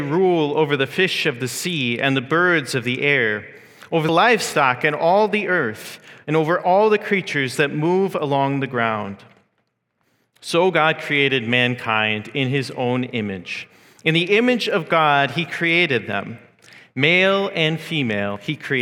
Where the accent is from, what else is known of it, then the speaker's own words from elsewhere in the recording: United States; now in Mississauga, Canada; as an American